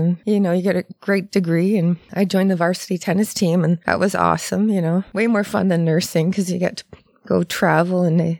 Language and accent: English; Sarnia, Ontario, Canada; now in Toronto, Canada; I'm from Sarnia. I haven't been here in Toronto for too long, 11, 12 years